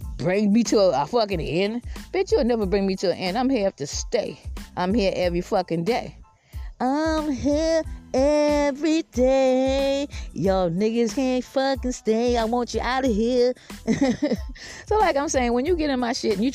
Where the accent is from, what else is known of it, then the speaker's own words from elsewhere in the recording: Georgetown, South Carolina, United States; also born or lived in Columbia, South Carolina / Lexington, South Carolina / Irmo, South Carolina; I'm from Georgetown, South Carolina, but I moved down here where I'm at now